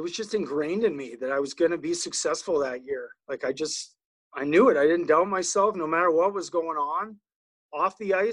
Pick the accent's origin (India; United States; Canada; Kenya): Canada; Calgary, Alberta; also born or lived in St. Catharines, Ontario; I grew up in Calgary, and Doug Gilmore won the Stanley Cup in 89 when I was 13 years old